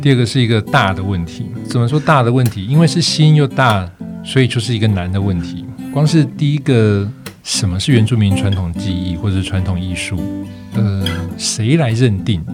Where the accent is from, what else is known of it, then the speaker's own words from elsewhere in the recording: Taiwan; also born or lived in Germany; 我自己作为一个客家人